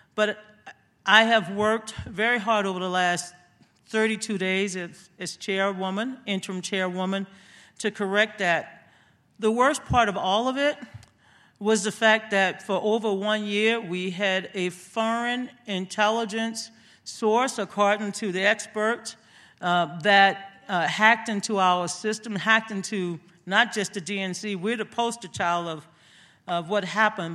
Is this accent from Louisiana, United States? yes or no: yes; Louisiana, United States; moved away; I grew up in Louisiana